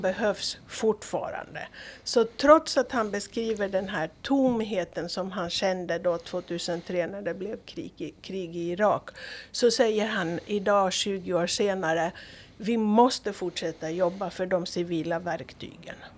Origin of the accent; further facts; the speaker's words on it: Greece; now in Åland, Finland; Jag är uppvuxen i, i Greklands diktatur så det var svårt på i början på 70-talet.